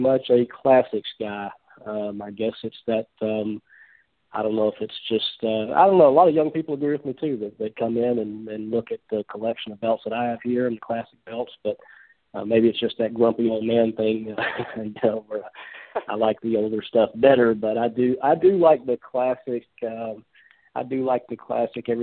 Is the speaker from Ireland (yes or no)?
no; Memphis, Tennessee, United States; I grew up just outside of Memphis, Tennessee, so kind of one of the hotbeds in the country for wrestling